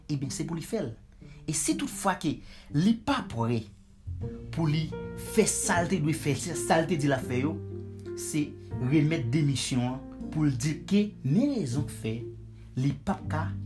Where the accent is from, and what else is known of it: Haiti; moved away